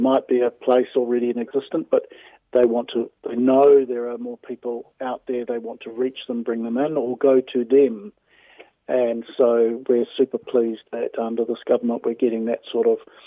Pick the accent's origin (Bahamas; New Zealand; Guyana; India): New Zealand; Wellington; moved away; also born or lived in Australia / Melbourne; I was born in Wellington, but I lived in Australia for a long time